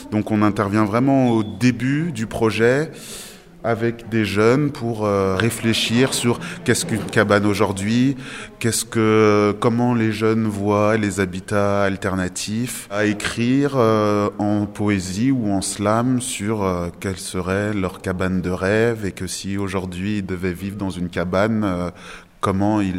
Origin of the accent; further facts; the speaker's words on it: Portugal; Il y a une bétonnière parce que je suis portugais.